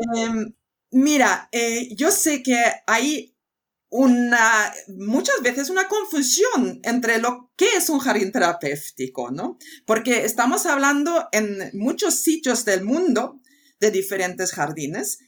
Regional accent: Sweden; also born or lived in United States; now in Spain; Yo soy muy sueca, eh, es decir, que he nacido en una isla y he aprendido a aprender con los elementos de la naturaleza y el clima que tenemos allí. Y esto significa de siete años coger la bicicleta en la oscuridad a volver a casa

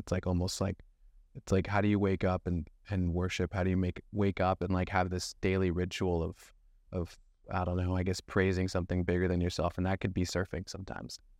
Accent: Thousand Oaks, California, United States; also born or lived in Camp Pendleton, California; I was born and raised in Thousand Oaks, California, which is a small little suburb in Ventura County

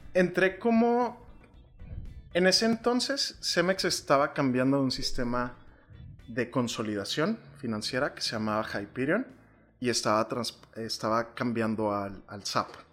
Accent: Chihuahua, Mexico; moved away as an adult; also born or lived in Monterrey / Mexico City / Tulum; nací aquí en Chihuahua y mi amor por la gastronomía empezó en el seno familiar. Eh, yo vivía con mis abuelitos

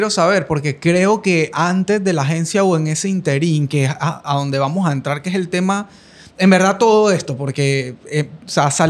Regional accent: Panama; Soy panameño.

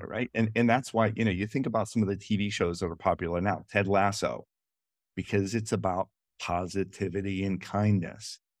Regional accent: Washington, United States; Washington, Dulles, my hometown

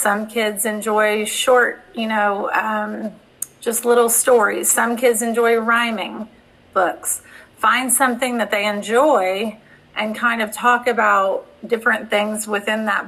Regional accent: Ohio, United States; moved away; I'm originally from Ohio

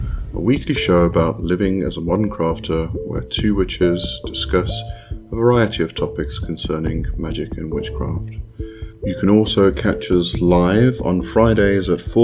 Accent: South Africa; I'm from South Africa

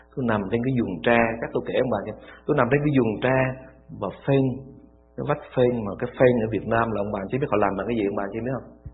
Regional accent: Vietnam; Vô Campuchia chỉ có một mình mình người Việt Nam thôi

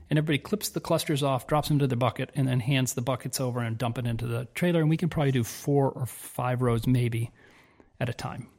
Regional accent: Southern California, United States; moved away as an adult; now in Italy; We grew up in Southern California

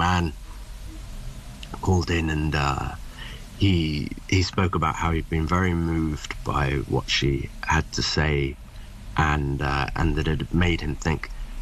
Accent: England, United Kingdom; moved back to England where I was born.

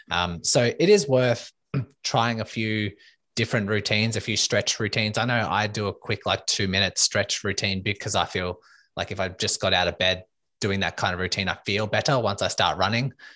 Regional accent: Melbourne, Victoria, Australia; I am from Melbourne, Australia

